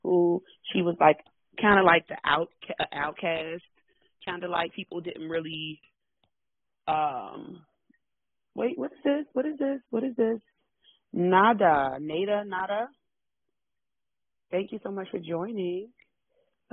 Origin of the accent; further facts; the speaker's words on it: Washington, District of Columbia, United States; I am born and raised in Washington. Born and raised in Washington, D.C.